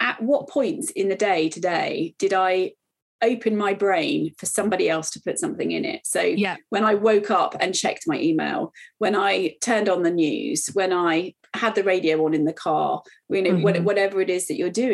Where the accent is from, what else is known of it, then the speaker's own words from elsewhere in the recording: United Kingdom; as a British person